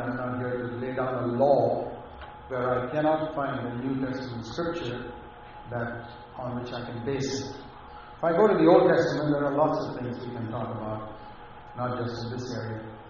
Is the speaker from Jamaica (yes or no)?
no; India; moved away; I come from India, where I've been in poor villages